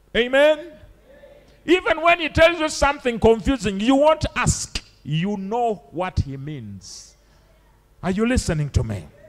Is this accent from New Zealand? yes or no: no; Uganda; I'm from Uganda